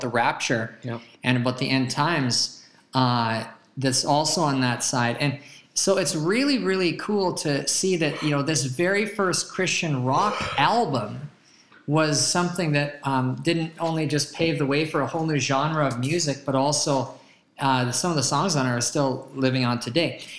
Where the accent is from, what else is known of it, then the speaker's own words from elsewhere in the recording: Calgary, Alberta, Canada; now in Tulsa, United States; I remember back growing up in Calgary, uh, Alberta, Canada.